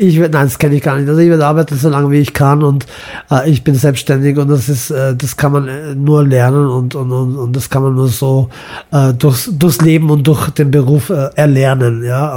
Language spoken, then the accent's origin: German; Vienna, Austria; also born or lived in Imotski, Croatia; ich bin ja als Wiener in Wien aufgewachsen